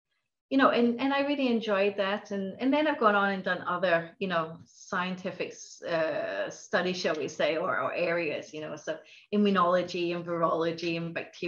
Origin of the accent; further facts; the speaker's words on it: Norway; also born or lived in Glasgow, United Kingdom; now in Aberdeen, United Kingdom; So I was born in Glasgow. My mother's Scottish. My father's Norwegian. I grew up in Norway and I traveled. So I have an amalgamation of different accents.